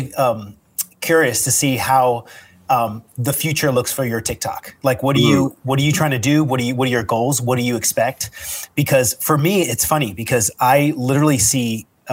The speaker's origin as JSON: {"language": "English", "region": "California", "country": "United States", "also_born_or_lived": "North Hollywood, Los Angeles", "said": "Me being a Californian"}